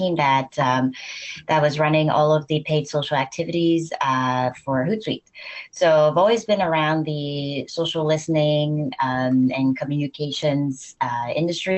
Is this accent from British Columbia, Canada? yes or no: yes; Vancouver, British Columbia, Canada; moved away as an adult; now in Paris, France; I'm originally from Vancouver, Canada. So I'm Canadian, and I've been in Paris